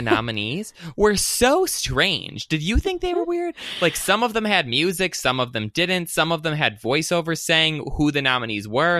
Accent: Michigan, United States; I'm from Michigan

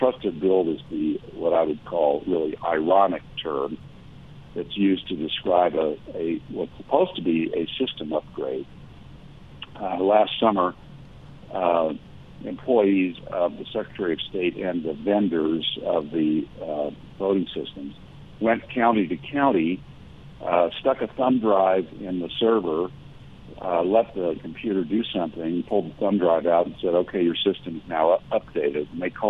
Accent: Missouri, United States; And I'm from Missouri. You're going to have to persuade me that they're legal with hard evidence.

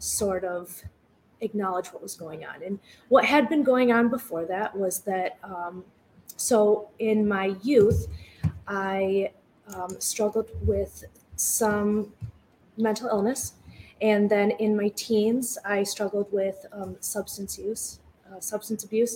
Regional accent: East Lansing, Michigan, United States; also born or lived in DeWitt, Michigan; I grew up right here in the Lansing area. I predominantly grew up in East Lansing

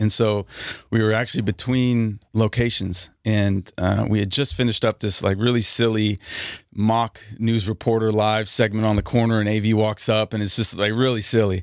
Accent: Napa, California, United States; moved away as an adult; also born or lived in Washington State / New York / Texas; now in Los Angeles, United States; We moved from Washington State to the Bay, to Napa.

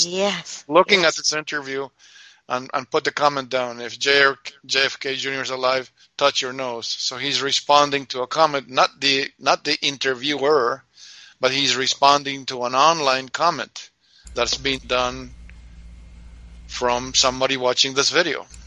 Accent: Mendoza, Argentina; English is a second language; also born or lived in New York; now in United States; I was born and raised in Argentina

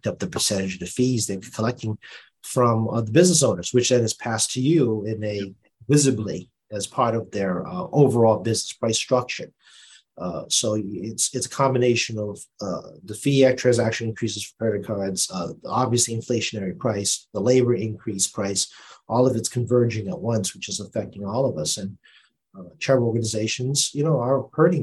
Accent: Boston, Massachusetts, United States; accent: Boston; my Boston accent came out again

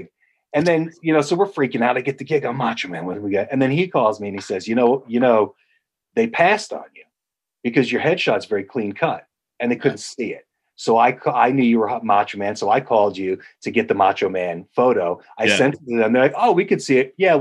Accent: Poughkeepsie, New York, United States; I grew up in Poughkeepsie, New York

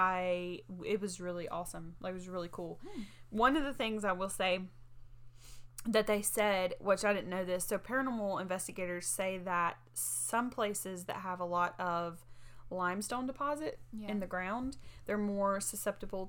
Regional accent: United States; we're not from Florence, but we grew up basically right down the road

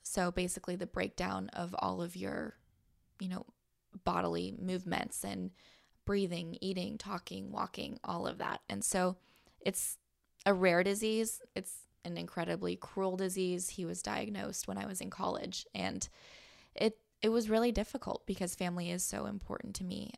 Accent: San Diego, California, United States; moved away as an adult; also born or lived in Missouri / Palm Springs, California; I'm from San Diego

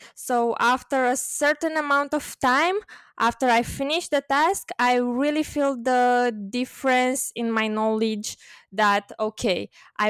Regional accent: Bucharest, Romania; also born or lived in London; growing up in Romania, spending time in Romania and Romania in general, because it is my country, of course.

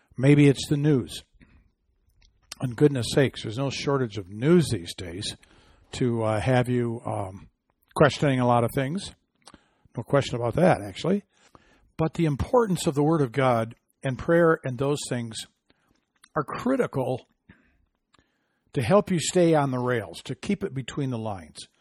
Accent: Michigan, United States; my home state of Michigan

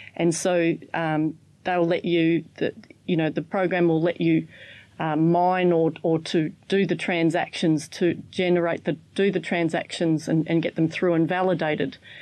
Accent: Australia; I'm from Australia.

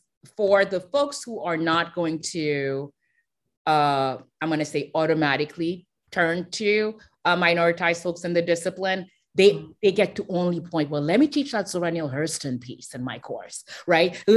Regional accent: Haiti; I'm from Haiti

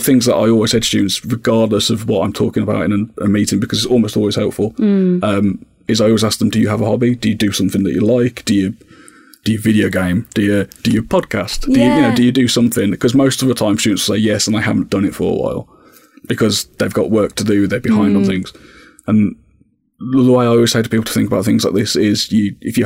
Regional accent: Birmingham, West Midlands, United Kingdom; moved away as an adult; now in Essex, United Kingdom; originally I'm from Birmingham, so I moved from Birmingham to Essex

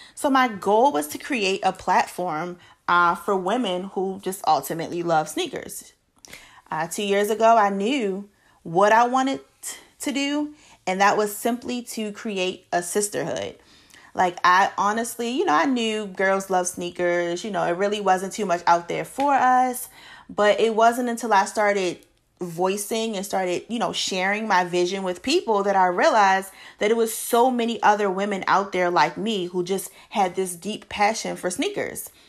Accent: Baltimore, Maryland, United States; now in Charlotte, United States; I am originally from Baltimore, Maryland, born and raised

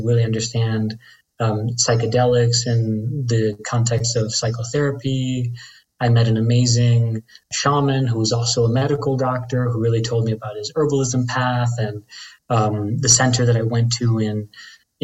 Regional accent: Dominican Republic; I'm Dominican from the Caribbean

